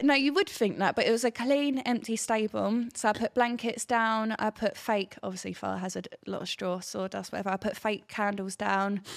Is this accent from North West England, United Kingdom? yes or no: no; Hornchurch, London, United Kingdom; now in Brentwood, United Kingdom; I grew up in Hornchurch, but we live in Brentwood